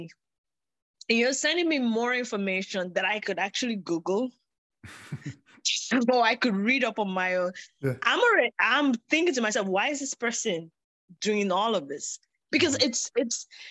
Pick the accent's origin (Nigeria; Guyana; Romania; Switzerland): Nigeria; I grew up in Nigeria, we have over 260 ethnic languages.